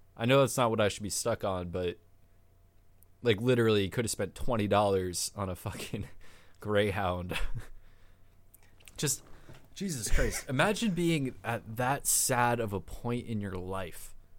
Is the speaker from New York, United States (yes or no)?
yes; Chappaqua, New York, United States; born or raised there